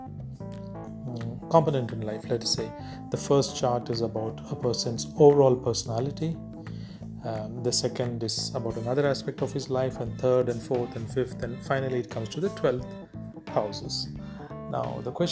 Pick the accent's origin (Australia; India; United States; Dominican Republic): India; South India; Since I'm from the South